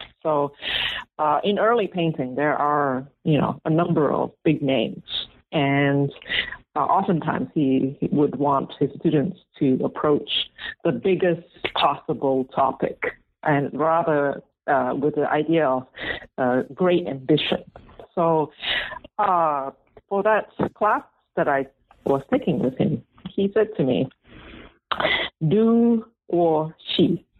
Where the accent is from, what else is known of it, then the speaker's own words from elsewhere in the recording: Malaysia; also born or lived in Singapore; And we, growing up, I grew up in Malaysia and Singapore.